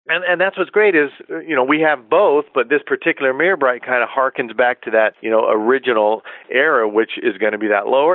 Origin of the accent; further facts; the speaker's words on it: Carlsbad, California, United States; moved away as an adult; I grew up in Carlsbad, California, Carlsbad